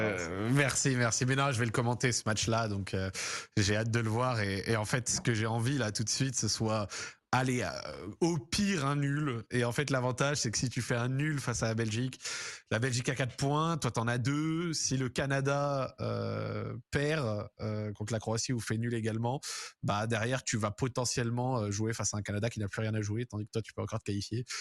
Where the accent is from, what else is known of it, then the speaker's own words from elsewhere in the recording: France; en tant que Français